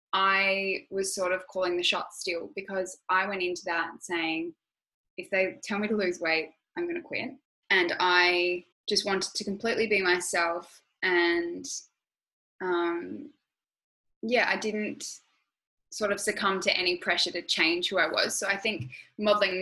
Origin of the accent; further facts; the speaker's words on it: Adelaide, South Australia, Australia; also born or lived in Sydney; Adelaide, growing up there, yeah, it is small.